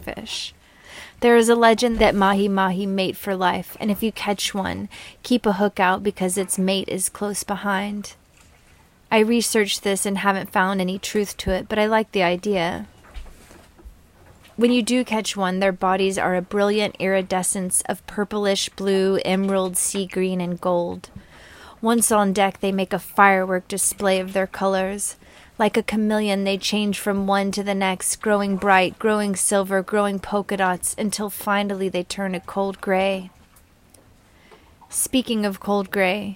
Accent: Arkansas, United States; I'm from Arkansas.

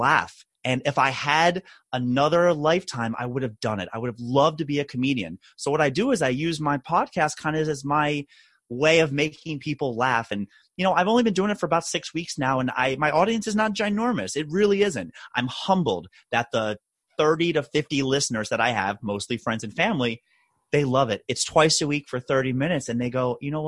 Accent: Maryland, United States; Dave Chappelle, also from my home state of Maryland

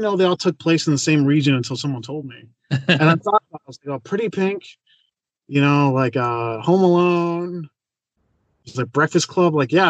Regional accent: Chicago, Illinois, United States; I got the Chicago flag because obviously I was born in Chicago.

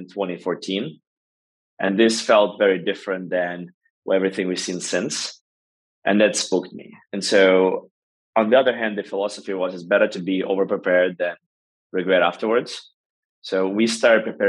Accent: Ukraine; now in United States; I was originally born in Ukraine, went to school there initially, and then I moved out to the United States

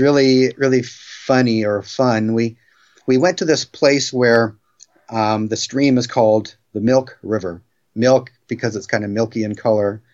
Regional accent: Bremerton, Washington, United States; I grew up where I am again right now in Bremerton, Washington.

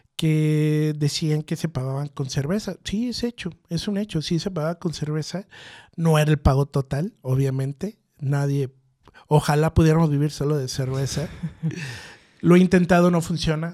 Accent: Mexico; now in Guadalajara, Mexico

